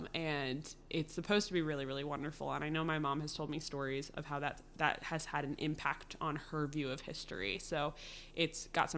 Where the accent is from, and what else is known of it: Philadelphia area, Pennsylvania, United States; born or raised there; moved away